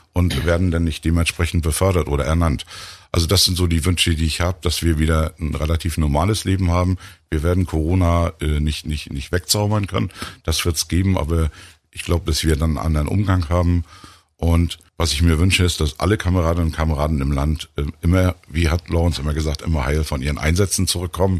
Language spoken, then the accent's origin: German; Rostock, Mecklenburg-Vorpommern, Germany; als Rostocker